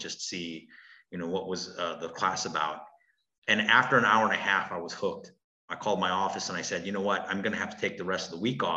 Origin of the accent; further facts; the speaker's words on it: Milwaukee, Wisconsin, United States; also born or lived in Brookfield, Wisconsin / Korea; Our family immigrated from Korea, and we came to Milwaukee in the 70s. And I grew up on 36th and North. Eventually, we grew up on the south side of Milwaukee, off of 13th and Layton. And then later on in my young teen years, we grew up in Brookfield.